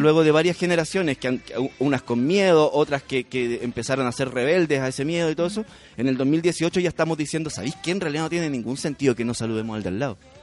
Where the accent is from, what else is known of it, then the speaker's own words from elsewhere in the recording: Santiago, Santiago Metropolitan Region, Chile; also born or lived in southern Chile; yo soy de Santiago, viví